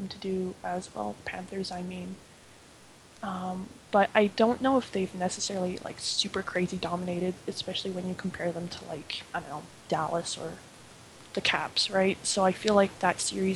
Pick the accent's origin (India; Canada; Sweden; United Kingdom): Canada; I'm actually from Canada